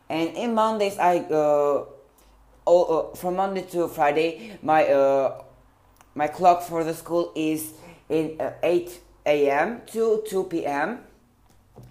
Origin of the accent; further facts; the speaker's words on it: Tirana, Tirana County, Albania; I was born in Tirana, Albania, and it's a lovely country and place.